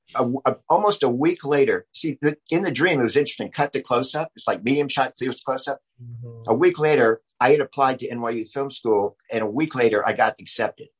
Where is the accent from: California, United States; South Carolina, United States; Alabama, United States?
South Carolina, United States; Charleston; moved away as an adult; also born or lived in New York; now in Los Angeles, United States; I grew up in Charleston, South Carolina, which is a, just an amazing place to grow up